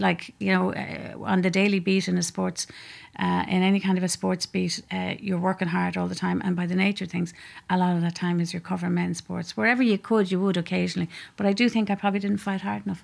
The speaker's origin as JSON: {"language": "English", "region": "Leinster", "country": "Ireland", "moved": "yes", "said": "I'm from Leash originally"}